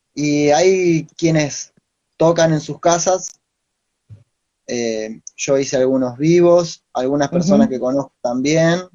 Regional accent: Entre Ríos, Argentina; moved away as an adult; now in La Plata, Argentina; nací en Entre Ríos

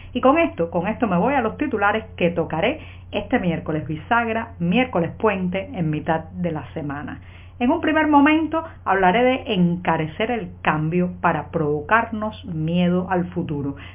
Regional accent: Cuba; cubana, periodista, ciudadana

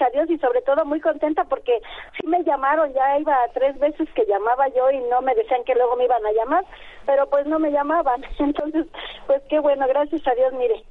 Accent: Nezahualcóyotl, State of Mexico, Mexico; also born or lived in Tacubaya, Mexico City; ya soy de Mesa porque llegué aquí a los 6 años, aquí a Ciudad de Nezahualcóyotl pero yo nací en Tacubaya

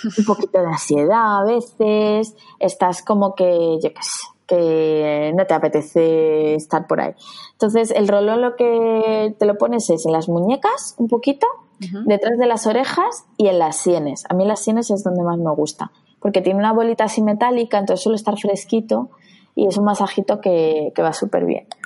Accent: Madrid, Community of Madrid, Spain; yo soy de Madrid, de la Comunidad de Madrid

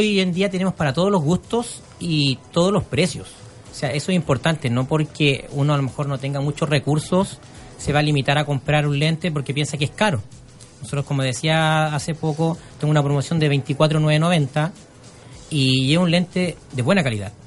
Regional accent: Chile; como buen chileno

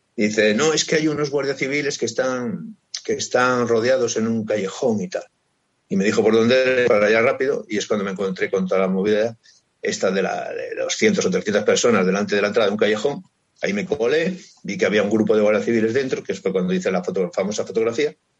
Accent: Cantabria, Spain; somos también los cántabros, es decir, somos muy pacientes, somos muy tranquilos

